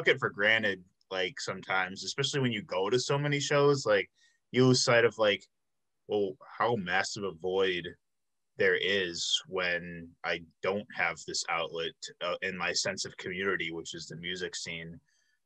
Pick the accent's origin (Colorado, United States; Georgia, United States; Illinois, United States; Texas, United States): Illinois, United States; outside of Chicago; moved away as an adult; now in Milwaukee, United States; I grew up in Illinois. I grew up outside of Chicago